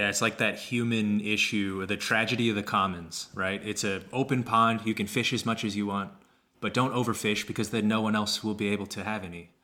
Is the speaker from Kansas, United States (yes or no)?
yes; Kansas, United States; I grew up in Kansas.